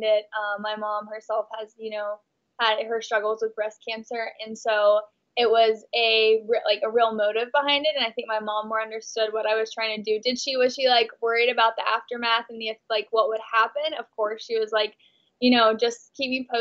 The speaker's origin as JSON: {"language": "English", "region": "Texas", "country": "United States", "moved": "as an adult", "lives_now": "Los Angeles, United States", "said": "I'm actually from Texas. I'm from a really, really conservative small town in Texas."}